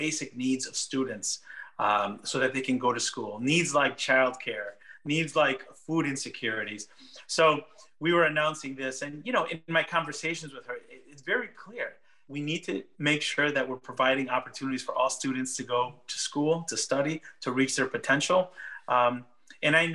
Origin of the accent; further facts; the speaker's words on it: Meriden, Connecticut, United States; English is a second language; moved away as an adult; now in Washington, United States; Meriden, Connecticut, the city where I was born and raised, where I went to school